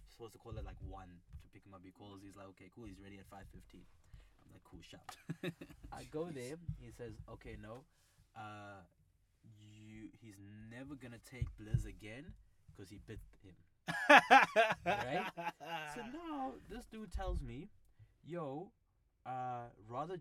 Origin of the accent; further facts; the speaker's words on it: United States; now in Cape Town, South Africa; growing up in the States, I still have a lot of US influence